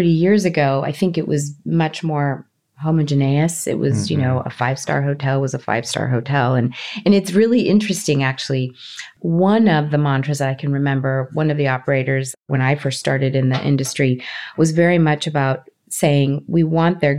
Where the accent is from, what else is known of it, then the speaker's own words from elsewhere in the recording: Los Angeles, California, United States; also born or lived in Colombia; I grew up in Los Angeles. I grew up in California, Southern California